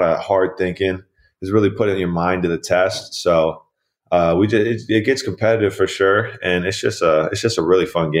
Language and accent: English; Camarillo, California, United States; also born or lived in Irvine, California; So I was born in Irvine, California. I lived there until I was about 8 years old, second grade-ish. We moved to here to Camarillo, where I currently live and my family lives. So just growing up here in Camarillo